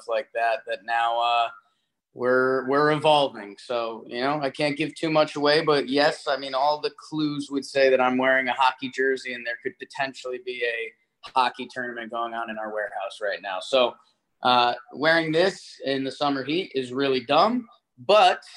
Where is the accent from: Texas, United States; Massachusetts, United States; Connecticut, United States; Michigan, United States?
Connecticut, United States; I grew up in Connecticut